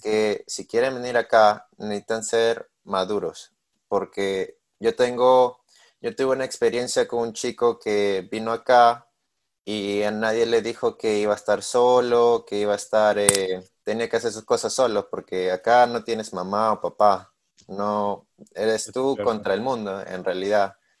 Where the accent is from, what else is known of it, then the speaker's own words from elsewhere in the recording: Peru; moved away as an adult; now in Missouri, United States; soy de Perú, tengo 21 años